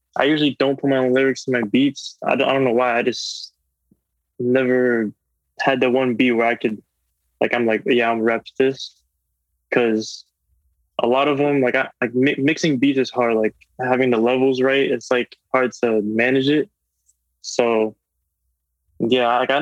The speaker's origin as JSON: {"language": "English", "town": "Reading", "region": "Pennsylvania", "country": "United States", "tie": "born or raised there", "also_born_or_lived": "South Carolina / West Palm Beach, Florida", "moved": "yes", "lives_now": "Wellington, United States", "said": "I was born and raised in Redding, PA"}